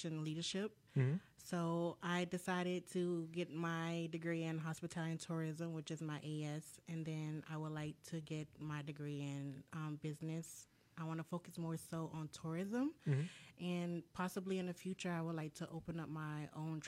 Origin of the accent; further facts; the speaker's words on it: Jacksonville, Florida, United States; now in Orlando, United States; I'm from Jacksonville, Florida, originally.